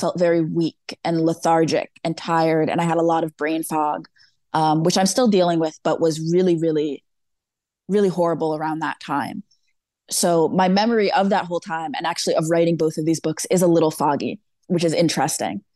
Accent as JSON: {"language": "English", "town": "Danbury", "region": "Connecticut", "country": "United States", "tie": "born or raised there", "said": "I grew up born and raised in Danbury, Connecticut"}